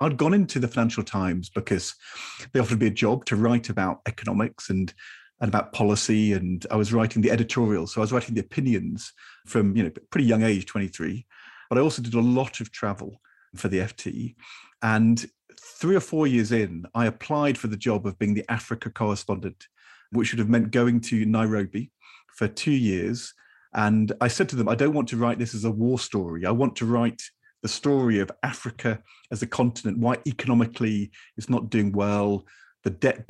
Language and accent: English; Norwich, East of England, United Kingdom; I definitely wanted to play for Norwich City. I grew up in Norwich.